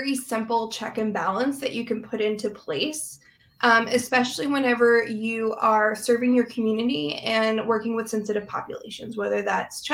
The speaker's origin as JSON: {"language": "English", "region": "North Carolina", "country": "United States", "tie": "born or raised there", "said": "I grew up in North Carolina in the Bible Belt"}